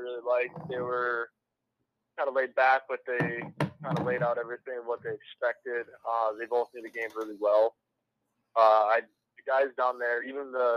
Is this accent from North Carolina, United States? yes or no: no; Buffalo, New York, United States; moved away as an adult; now in Quad Cities, United States; originally from Buffalo, New York